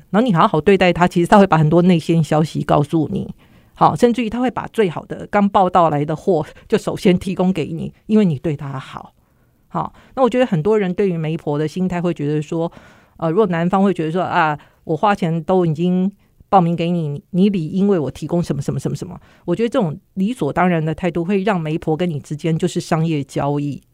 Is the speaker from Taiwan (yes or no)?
yes; Kaohsiung, Taiwan; 我那时候住高雄